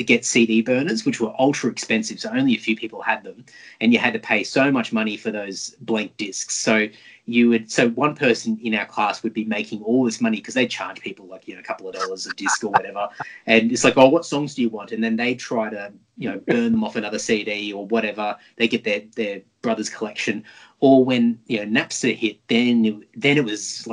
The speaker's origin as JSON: {"language": "English", "town": "Brisbane", "region": "Queensland", "country": "Australia", "tie": "born or raised there", "said": "I grew up in Brisbane and we had some really amazing record stores back in the day"}